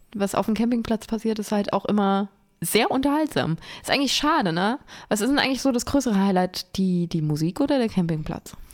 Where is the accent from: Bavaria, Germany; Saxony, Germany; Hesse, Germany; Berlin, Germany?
Hesse, Germany; Lich; mein Heimatort ist Lich. Das heißt, da, wo das Licher Bier herkommt